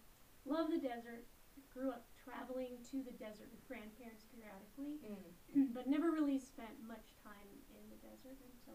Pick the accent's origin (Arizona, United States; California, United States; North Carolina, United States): California, United States; San Diego; moved away as an adult; also born or lived in Colorado; now in Tempe, United States; I grew up in San Diego. I have two younger brothers and went off to college to Biola University. Met my husband Jim there, and we lived in Colorado for 38 years.